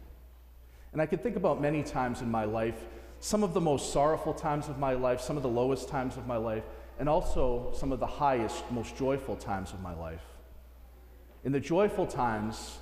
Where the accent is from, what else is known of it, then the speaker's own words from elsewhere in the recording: Natick, Massachusetts, United States; I'm from Natick, I knew a lot of these families